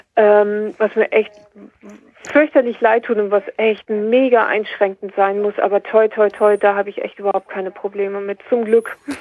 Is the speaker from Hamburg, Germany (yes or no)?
no; near Kiel, Schleswig-Holstein, Germany; ich komme aus der Nähe Kiel, oben im Norden